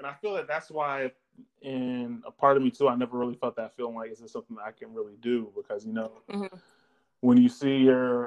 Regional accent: Nashville, Tennessee, United States; I grew up in Nashville.

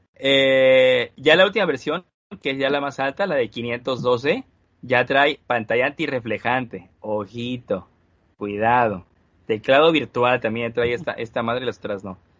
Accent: Mexico; Todos somos mexicanos

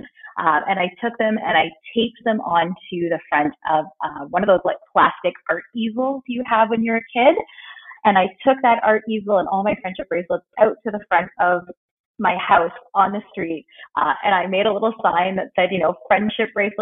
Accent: Vancouver, British Columbia, Canada; I was born here in Vancouver and kind of raised in the Lower Mainland, so I've spent most of my life here.

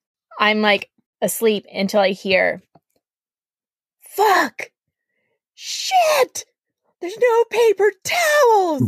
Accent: Canada; I'm a Canadian.

